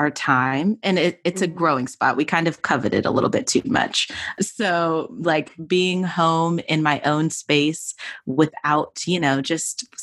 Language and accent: English; Atlanta, Georgia, United States; my hometown is good old Atlanta, Georgia.